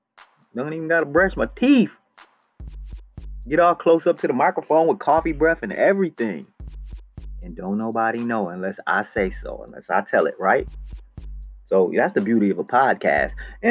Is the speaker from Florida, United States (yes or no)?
no; Buffalo, New York, United States; now in Los Angeles, United States; So that's why I came to Hollywood from Buffalo, New York. By myself, 3,000 miles, over 3,000 miles from Buffalo, New York, landed in Hollywood.